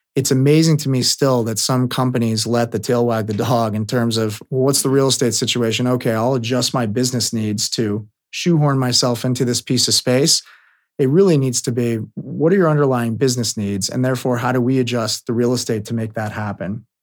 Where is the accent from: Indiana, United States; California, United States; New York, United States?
California, United States; Bay Area; born or raised there